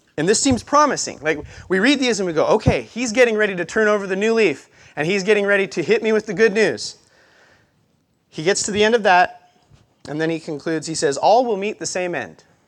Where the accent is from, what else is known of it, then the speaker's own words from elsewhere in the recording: Montana, United States; moved away as an adult; now in Albany, United States; I grew up in Montana. Um, Great Falls is the easiest way to tell you where I grew up because I went to school in the middle of nowhere